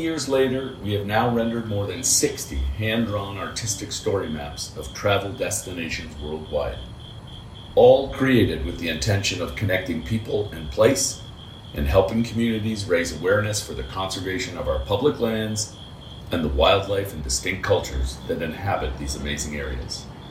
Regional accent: Toronto, Ontario, Canada; now in Missoula, United States; When we were young kids growing up in Toronto

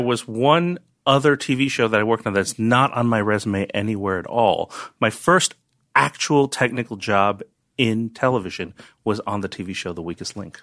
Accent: New York / North Jersey, New Jersey, United States; also born or lived in Chinatown, New York / Bronx, New York / Bergen County, New Jersey / Yonkers, New York; Chinatown for, uh, f, first few years of my life. Then I went to high school in the Bronx. We lived in North Jersey

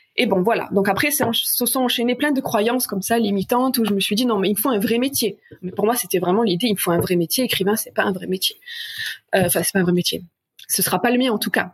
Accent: south of France, France; moved away as an adult; also born or lived in Paris; je suis originaire du sud de la France

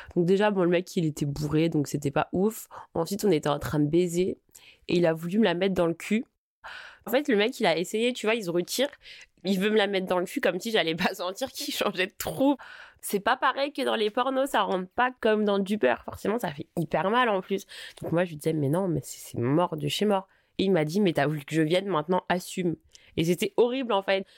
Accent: Paris, Île-de-France, France; je suis parisienne

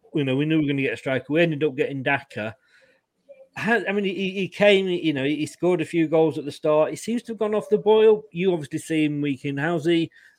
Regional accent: Leicester, East Midlands, United Kingdom; born there; You know, I mean, I was born in Leicester.

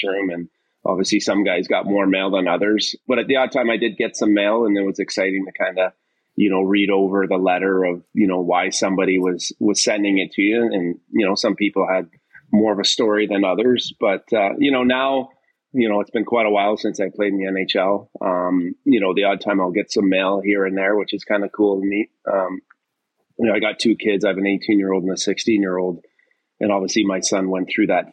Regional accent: Oshawa, Ontario, Canada; I grew up in Oshawa

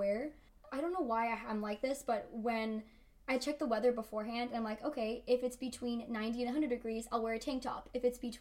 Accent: Orange County, California, United States; first language Spanish; English is a second language; also born or lived in Bellflower, California / Anaheim, California / Tijuana, Mexico / Placentia, California; I'm from Orange County originally, so I lived, like, all over the place. So I was born in Bellflower, California

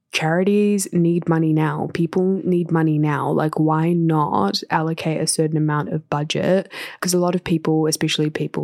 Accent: India; my family live in New Zealand, but we're from India

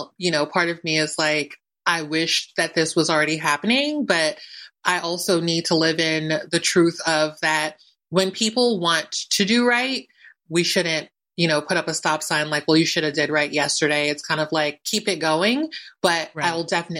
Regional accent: Philadelphia, Pennsylvania, United States; moved away as an adult; also born or lived in New York; I always say I'm a New Yorker because I just spent my adult life there, but I spent my entire childhood in Philly

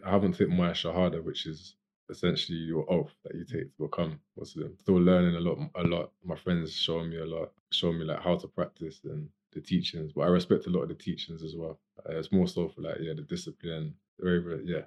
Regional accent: Gloucester, South West England, United Kingdom; from here, from Gloucester

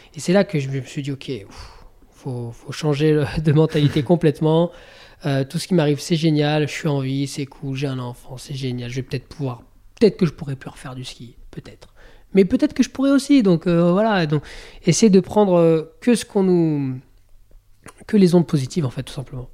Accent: Bourg-Saint-Maurice, Auvergne-Rhône-Alpes, France; je suis né à Bourg Saint-Maurice, moi

